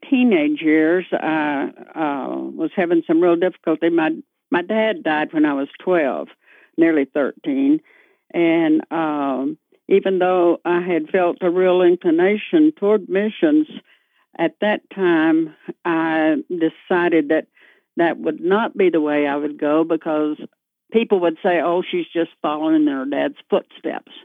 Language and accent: English; Abilene, Texas, United States; I was born in Abilene, Texas in 1938